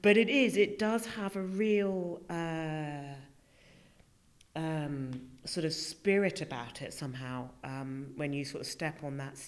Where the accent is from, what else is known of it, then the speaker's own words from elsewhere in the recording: United Kingdom; here was I as a Brit coming in. I really did feel like the only Brit in the village.